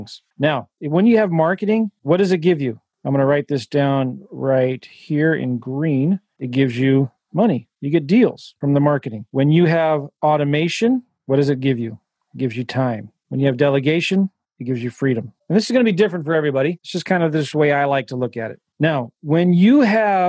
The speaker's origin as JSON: {"language": "English", "town": "San Diego", "region": "California", "country": "United States", "moved": "yes", "said": "I'm from San Diego. My mom still lives there."}